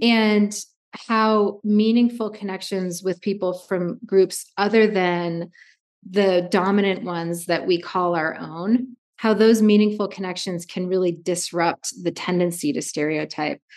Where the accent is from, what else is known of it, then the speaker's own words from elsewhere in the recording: Vermont, United States; I grew up in Vermont